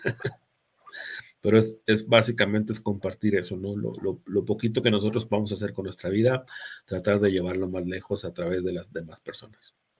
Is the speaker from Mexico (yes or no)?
yes; Mexico; Yo me siento muy mexicano